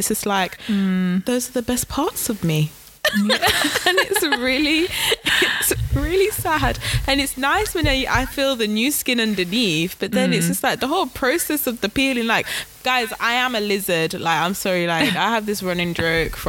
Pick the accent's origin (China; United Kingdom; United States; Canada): United Kingdom; England; we're born in England